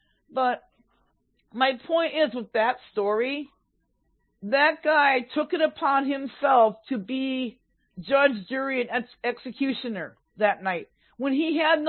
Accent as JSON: {"language": "English", "town": "Minneapolis", "region": "Minnesota", "country": "United States", "also_born_or_lived": "Superior", "said": "I was from Minneapolis"}